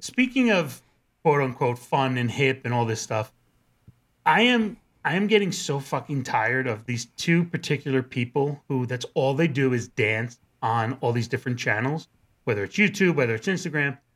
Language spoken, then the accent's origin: English; New Rochelle, New York, United States; growing up in New Rochelle